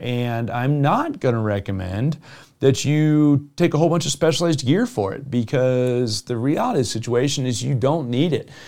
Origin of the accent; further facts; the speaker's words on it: Jupiter, Florida, United States; now in Colorado, United States; I grew up in Southeast Florida and Jupiter, Florida.